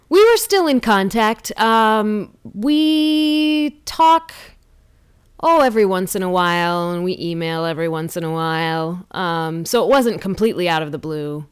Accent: Lansing, Michigan, United States; born or raised there

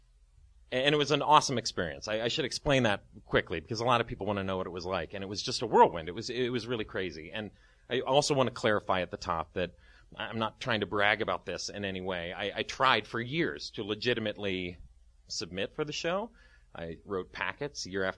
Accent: Dayton, Ohio, United States; moved away as an adult; also born or lived in St. Louis / Chicago / Twin Cities; now in Studio City, United States; I was born in the Midwest. I was raised in Dayton

